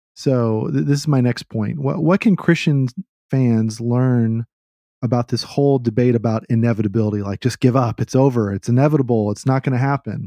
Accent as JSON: {"language": "English", "town": "Austin", "region": "Texas", "country": "United States", "tie": "born or raised there", "said": "I grew up in Austin where it's trendy to hate what's trendy"}